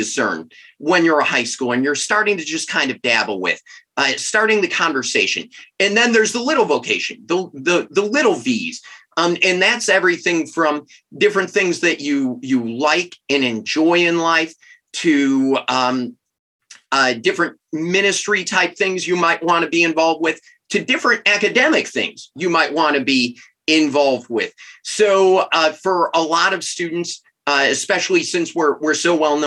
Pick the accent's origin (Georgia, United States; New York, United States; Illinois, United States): Illinois, United States; Chicago; moved away as an adult; now in Steubenville, United States; I'm originally from Chicago